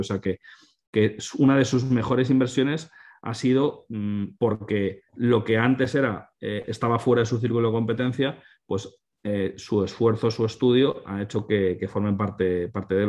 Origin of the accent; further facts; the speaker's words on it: Spain; nosotros que somos españoles